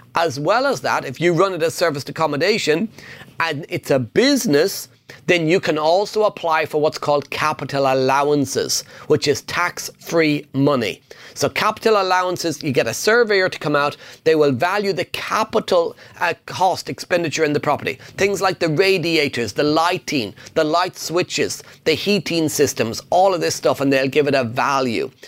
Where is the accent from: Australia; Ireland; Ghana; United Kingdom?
Ireland; English is a second language; I'm Irish. English is my second language